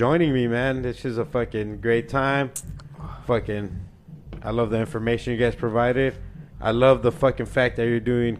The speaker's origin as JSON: {"language": "English", "town": "Phoenix", "region": "Arizona", "country": "United States", "also_born_or_lived": "Lake Elsinore, California / Temecula, California / Murrieta, California", "moved": "yes", "said": "originally from Phoenix. I lived in Cali for about 20 years and then moved back over"}